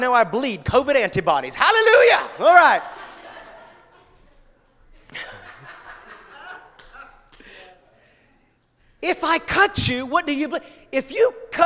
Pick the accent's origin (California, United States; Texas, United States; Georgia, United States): Georgia, United States; South Georgia near Savannah, United States; moved away; I come from South Georgia near Savannah, okay? Very southern